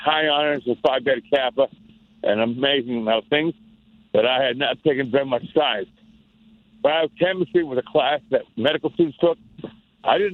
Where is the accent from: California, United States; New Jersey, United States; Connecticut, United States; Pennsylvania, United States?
Pennsylvania, United States; Pittsburgh; also born or lived in Philadelphia; I'm born and raised in Pittsburgh, Pennsylvania, home of the Steelers